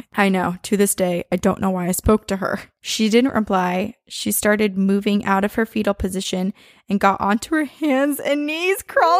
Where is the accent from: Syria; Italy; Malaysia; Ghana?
Malaysia; I'm a listener from Malaysia.